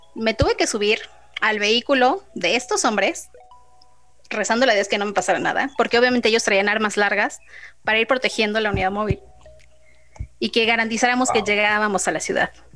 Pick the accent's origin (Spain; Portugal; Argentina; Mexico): Mexico; yo soy de México